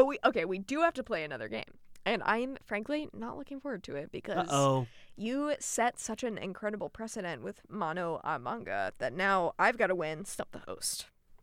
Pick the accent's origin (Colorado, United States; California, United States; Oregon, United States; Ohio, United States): Colorado, United States; I'm from Colorado.